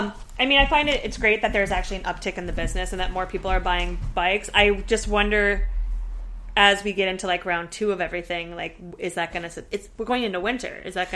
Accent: Midwest, United States; I'm from the Midwest.

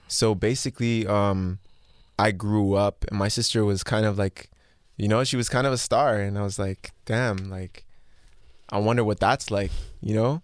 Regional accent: Mississauga, Ontario, Canada; Born and raised. I was born in, uh, Trillium Hospital in Mississauga

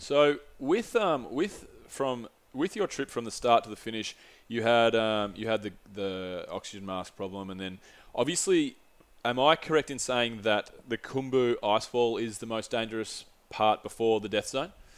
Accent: Australia; no soy Gringo, soy Australiano, which is, no, I'm not a Gringo, I'm, a, I'm an Aussie

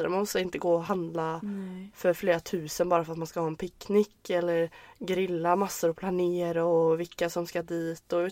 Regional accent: Västra Götaland, Sweden; vi åkte, vi åkte eh, bil ut till Läckö slott vid min hemstad.

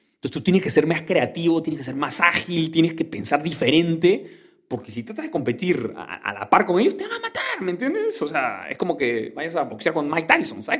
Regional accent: Callao, Peru; Nací en el Callao, en Perú

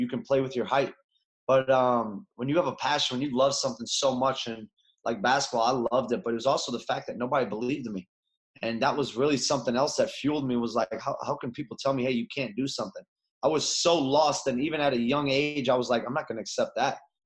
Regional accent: Chicago, Illinois, United States; moved away as an adult; now in Los Angeles, United States; born and raised in Chicago, Illinois

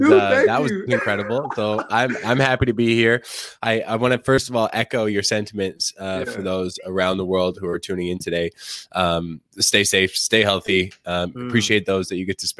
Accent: Canada; I'm a Canadian

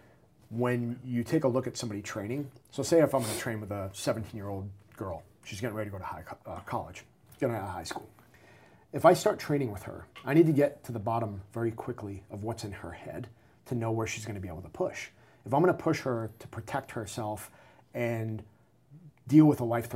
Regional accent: New England, United States; I'm from New England

